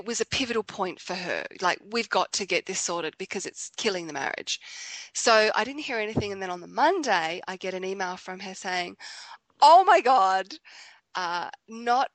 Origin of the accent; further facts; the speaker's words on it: Australia; I'm from Australia